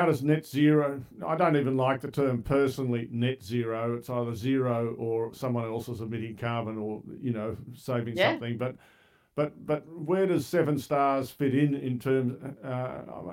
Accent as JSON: {"language": "English", "country": "Australia", "said": "I'm certainly an Australian"}